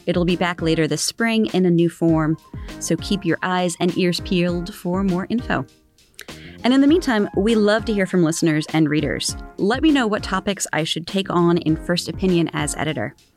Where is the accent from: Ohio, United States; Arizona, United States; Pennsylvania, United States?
Pennsylvania, United States; Philadelphia; moved away as an adult; also born or lived in Washington, D.C.; I was born in the Philadelphia area